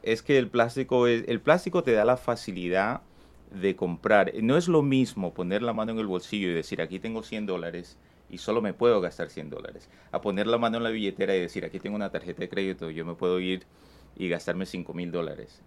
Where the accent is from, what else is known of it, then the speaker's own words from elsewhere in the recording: Ecuador; now in United States; mucha familia todavía que vive en mi país, eh, de donde que yo soy en Ecuador